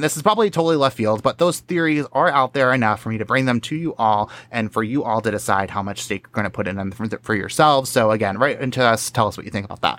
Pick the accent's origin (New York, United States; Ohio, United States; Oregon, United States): New York, United States; I'm from New York